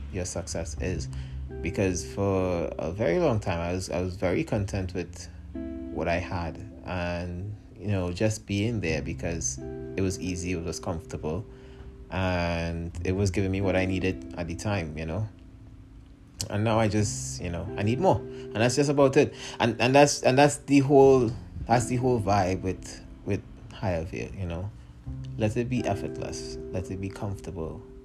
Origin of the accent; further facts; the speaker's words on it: Trinidad & Tobago; moved away; my home country of Trinidad and Tobago